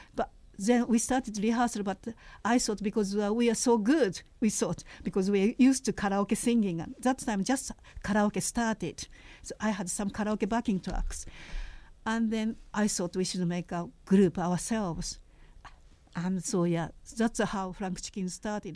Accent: Japan; moved away as an adult; now in United Kingdom; I was a uh, sort of Anglophile when I was growing up in Japan

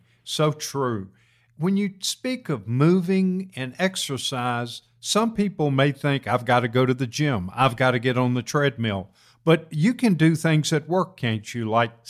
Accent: Virginia, United States; I was born and raised in Virginia

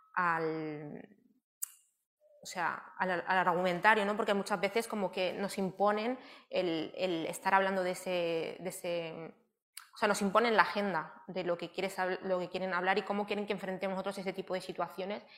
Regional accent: Barcelona, Catalonia, Spain; Yo soy de Barcelona, eh, nací en Barcelona

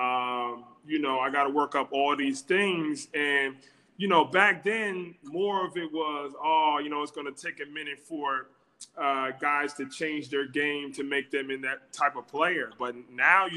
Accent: New Jersey, United States; moved away as an adult; now in Pennsylvania, United States; I'm from New Jersey, born and raised

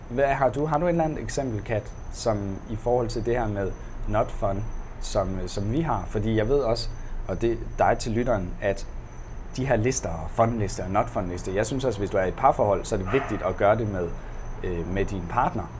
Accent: Denmark

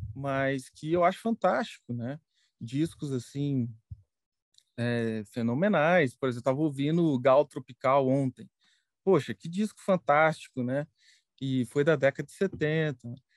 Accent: Pouso Alegre, Minas Gerais, Brazil; eu sou mineiro, eu nasci em Pouso Alegre, sul de Minas Gerais

